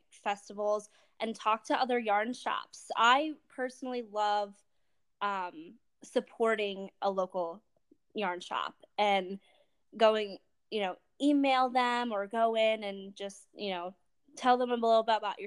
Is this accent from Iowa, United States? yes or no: no; Harrisburg, Pennsylvania, United States; I'm from Harrisburg area, Pennsylvania area